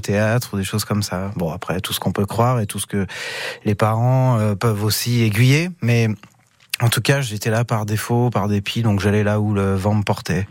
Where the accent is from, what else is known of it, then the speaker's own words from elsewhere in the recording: Gannat, Allier, Auvergne-Rhône-Alpes, France; also born or lived in Vichy; je suis né à Vichy, mais j'ai vécu à Ghana. Donc euh, j'ai fait mon école à Ghana